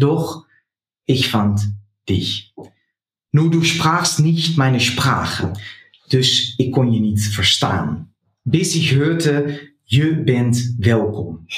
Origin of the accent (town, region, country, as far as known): Netherlands; German is a second language